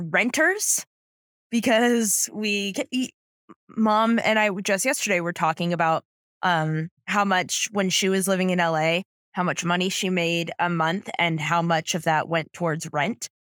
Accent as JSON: {"language": "English", "town": "San Diego", "region": "California", "country": "United States", "tie": "born or raised there", "said": "I grew up, I'm from San Diego"}